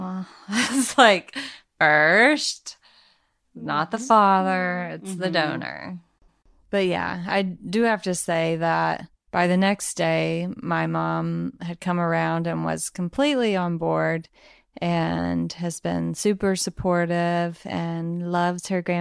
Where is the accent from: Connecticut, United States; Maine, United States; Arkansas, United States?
Arkansas, United States; I'm from Arkansas, so my mom has an accent.